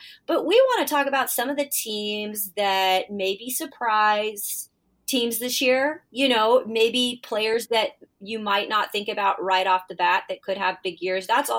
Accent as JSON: {"language": "English", "region": "West Coast", "country": "United States", "moved": "yes", "said": "because I am from the West Coast"}